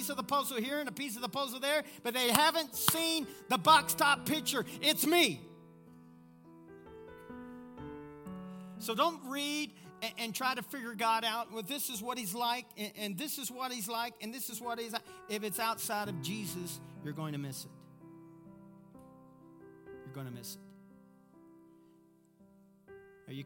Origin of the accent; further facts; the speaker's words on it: Kentucky, United States; I'm from Kentucky. We know how to communicate, though. We just don't know grammar.